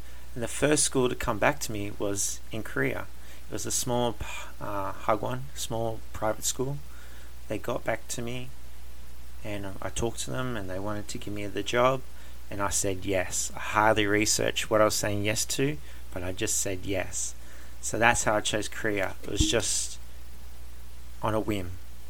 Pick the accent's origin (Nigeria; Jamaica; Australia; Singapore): Australia; also born or lived in Canada / Germany; Like I said, I am Australian, but I got to live in Canada for 4 years. I got to live in Germany